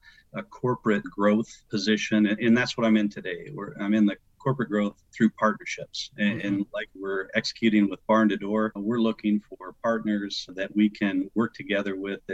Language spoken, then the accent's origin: English; Western Illinois, United States; moved away as an adult; also born or lived in Arizona; I grew up in the Midwest, so Western Illinois